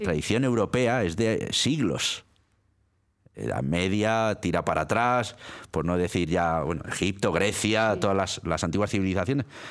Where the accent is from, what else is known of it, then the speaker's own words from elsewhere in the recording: Milan, Lombardy, Italy; now in Spain; Yo nací en Milán, nací en Italia